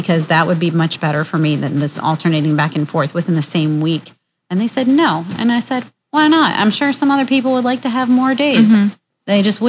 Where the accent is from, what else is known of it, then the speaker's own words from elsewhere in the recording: Virginia, United States; I'm from Virginia.